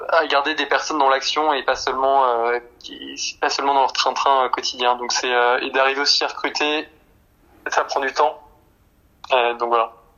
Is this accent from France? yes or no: yes; Nantes, Pays de la Loire, France; Je suis nantais